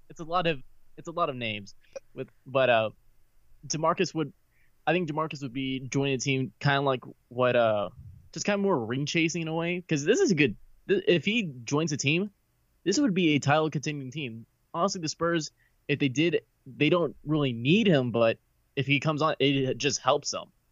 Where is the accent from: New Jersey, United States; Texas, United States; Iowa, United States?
Texas, United States; San Antonio; moved away as an adult; now in Dallas, United States; I grew up in San Antonio